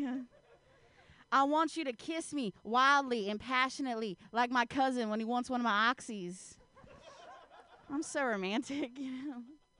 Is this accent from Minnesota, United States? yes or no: no; Ohio, United States; Oh man, I'm from the Midwest, you know. Actually, I'm from Ohio, and there's nothing west about it if you look at a map.